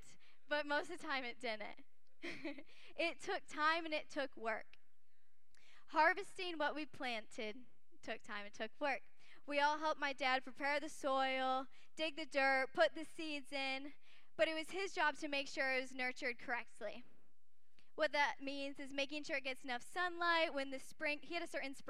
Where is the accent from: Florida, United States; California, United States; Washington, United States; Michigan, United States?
Michigan, United States; Kalamazoo; moved away as an adult; also born or lived in Arizona; I grew up in Michigan for most of my life until I moved to college in Arizona